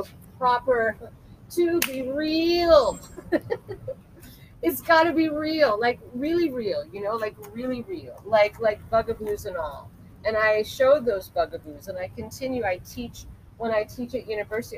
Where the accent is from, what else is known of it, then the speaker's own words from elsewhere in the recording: Culver City, California, United States; in Culver City, where again I was born and raised.